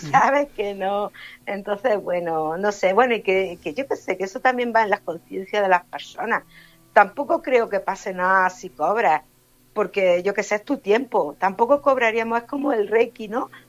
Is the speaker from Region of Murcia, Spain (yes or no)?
yes; Region of Murcia, Spain; pues nosotros venimos de Murcia, digo, y bueno, nosotros somos del pueblo de Alán.